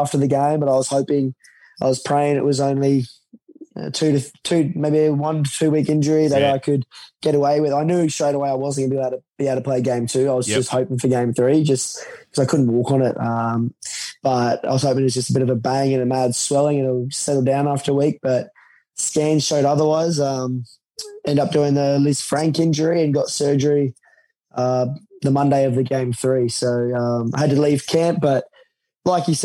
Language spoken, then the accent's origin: English; Brisbane, Queensland, Australia; now in Gold Coast, Australia; I grew up in Brizzy